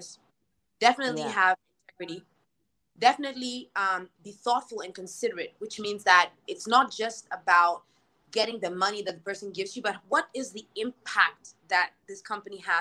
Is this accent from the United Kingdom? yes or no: no; Ghana; when we come from Ghana